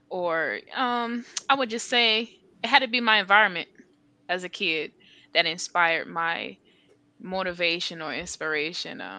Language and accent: English; North Carolina, United States; she's from North Carolina. I'm from North Carolina.